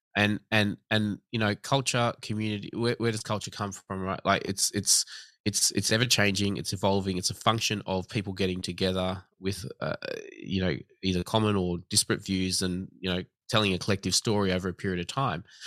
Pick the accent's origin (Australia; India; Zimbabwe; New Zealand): Australia; I was born in Australia